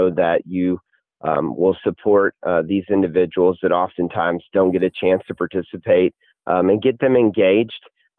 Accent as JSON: {"language": "English", "town": "College Station", "region": "Texas", "country": "United States", "tie": "born or raised there", "said": "I grew up in Bryan College Station, home of Texas A&M"}